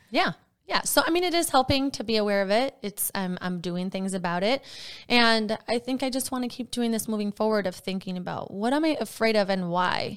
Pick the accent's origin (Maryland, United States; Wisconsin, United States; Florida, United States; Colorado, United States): Wisconsin, United States; now in Minnesota, United States; I'm from Wisconsin